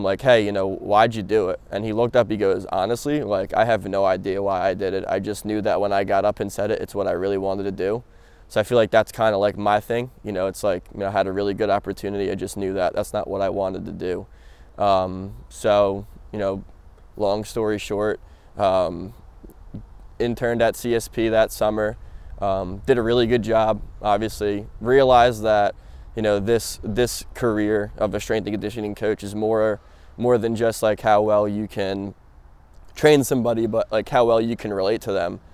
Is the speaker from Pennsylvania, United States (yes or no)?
no; New Jersey, United States; born and raised in Jersey